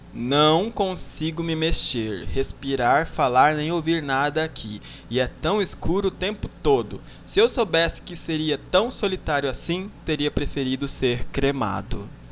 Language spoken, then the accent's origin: Portuguese; Miranda, Mato Grosso do Sul, Brazil; moved away; also born or lived in Salobra / Bodoquena; Eu nasci em Miranda e morei um tempinho em Salobra